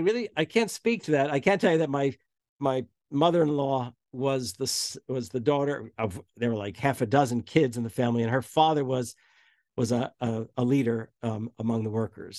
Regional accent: New Jersey, United States; especially as a Jersey boy, though I was from North Jersey

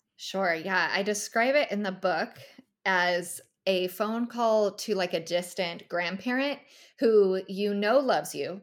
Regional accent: California, United States; moved away as an adult; also born or lived in Northern Nevada; now in Tennessee, United States; I'm originally from California

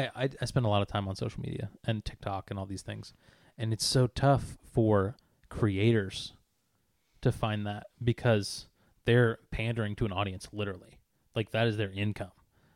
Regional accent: the South, United States; Yeah, I'm from the South.

